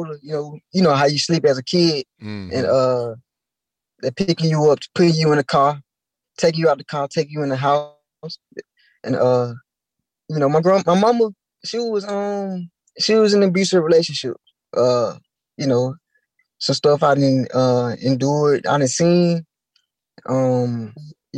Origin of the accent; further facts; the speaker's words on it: Tuscaloosa, Alabama, United States; also born or lived in New York; I moved to Tuscaloosa when I was three